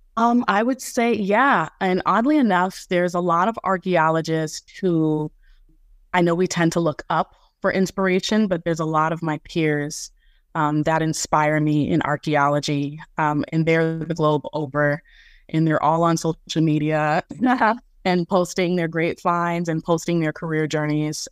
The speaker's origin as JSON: {"language": "English", "town": "Jacksonville", "region": "Florida", "country": "United States", "tie": "born or raised there", "said": "my first field school, which was based in my hometown, Jacksonville, Florida"}